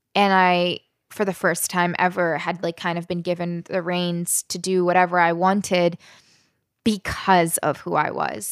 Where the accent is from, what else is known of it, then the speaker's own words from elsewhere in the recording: Southern Maryland, United States; also born or lived in West Virginia / Alabama; I was born in West Virginia, spent time living in Alabama, and grew up in Southern Maryland